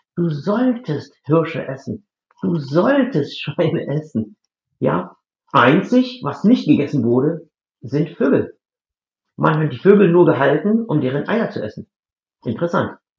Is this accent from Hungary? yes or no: no; India; German is a second language; moved away as an adult; now in Germany; ursprünglich in Indien, das ist meine Heimat